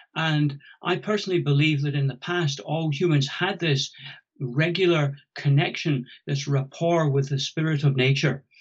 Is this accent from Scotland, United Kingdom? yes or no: yes; about 100 miles south of Findhorn, Scotland, United Kingdom; moved away as an adult; I'm Scottish and grew up about 100 miles south of Findhorn